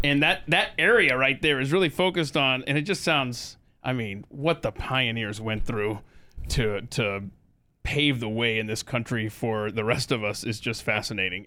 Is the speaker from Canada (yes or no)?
no; the South, United States; I'm from the South